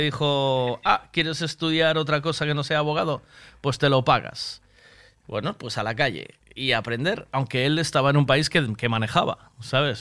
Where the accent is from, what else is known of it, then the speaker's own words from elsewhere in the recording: Tui, Galicia, Spain; moved away; Yo, soy de Tui, me vine para aquí, yo eh, mi vida está en Tui